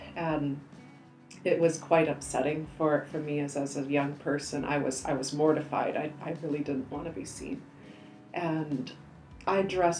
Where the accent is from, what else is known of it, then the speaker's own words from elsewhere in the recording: Surrey, British Columbia, Canada; also born or lived in Egypt; I was born in Surrey, British Columbia. Oh, born, raised here. Born, raised, yes. However, as an adult, I did go over and spend 2 years overseas. I went to post-revolution Egypt.